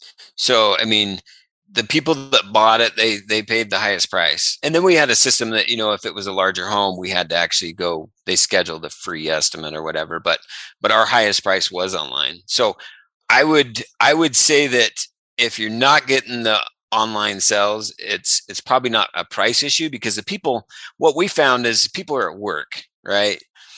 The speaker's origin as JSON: {"language": "English", "region": "California", "country": "United States", "said": "number one, we came from California and we found out we had bark scorpions."}